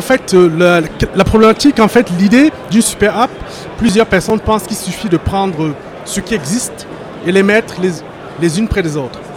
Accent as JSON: {"language": "French", "country": "France", "also_born_or_lived": "Cameroon (origin/ancestry)"}